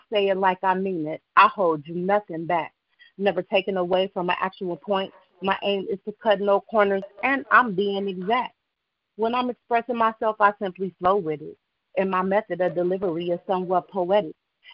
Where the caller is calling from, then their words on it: Waldorf, Maryland, United States; I'm calling from Waldorf, Maryland.